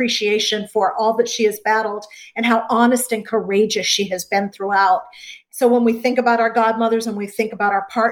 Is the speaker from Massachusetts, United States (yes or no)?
yes; Gloucester, Massachusetts, United States; I grew up in Gloucester, Massachusetts, a little fishing town